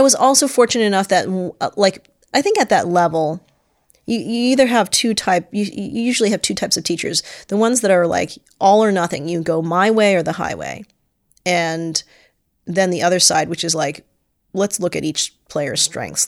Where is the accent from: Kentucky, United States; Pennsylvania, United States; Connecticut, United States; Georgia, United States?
Connecticut, United States; Stamford; I was born in Stamford, Connecticut.